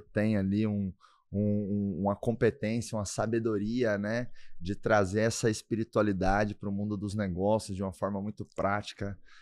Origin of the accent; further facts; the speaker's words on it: Doverlândia, Goiás, Brazil; moved away; Deus me abençoou demais de nascer em Doverlândia